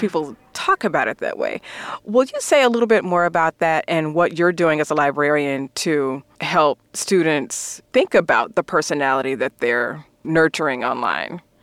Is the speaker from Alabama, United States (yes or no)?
yes; Alabama, United States; my home state of Alabama